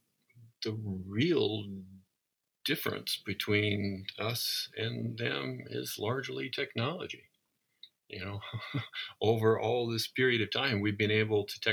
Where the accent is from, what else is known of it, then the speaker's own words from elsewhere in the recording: Southwest Iowa, United States; I grew up in Southwest Iowa